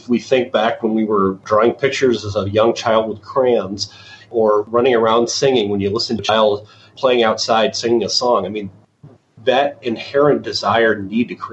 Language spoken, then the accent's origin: English; southern Wisconsin, United States; I grew up in southern Wisconsin, about 3 hours or so away from Chicago